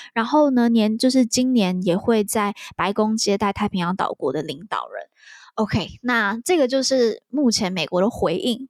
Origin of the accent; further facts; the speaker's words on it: Taiwan; 身为台湾人我觉得还蛮值得去了解的